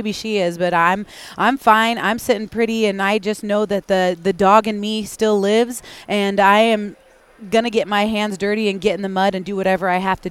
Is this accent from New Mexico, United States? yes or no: no; Spokane, Washington, United States; where I'm from, in the Pacific Northwest, in the greater Spokane area